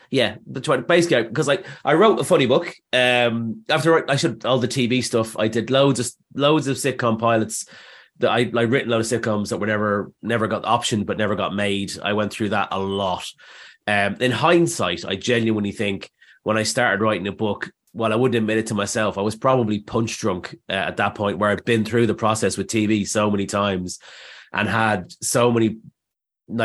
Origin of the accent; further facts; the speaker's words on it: Dublin, Leinster, Ireland; moved away as an adult; now in London, United Kingdom; Well, basically, I came to London from Dublin in like 2000.